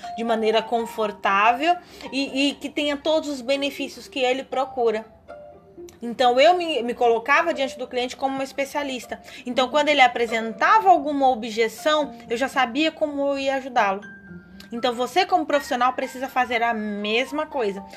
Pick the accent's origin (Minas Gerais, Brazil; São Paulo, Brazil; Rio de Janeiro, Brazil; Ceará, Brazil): São Paulo, Brazil; moved away; eu venho de São Paulo